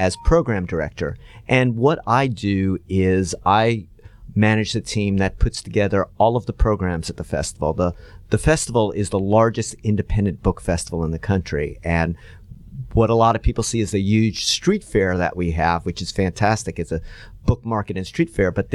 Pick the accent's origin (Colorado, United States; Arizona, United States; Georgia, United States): Georgia, United States; Atlanta; I'm almost from Atlanta. I've been here since I was 6 years old.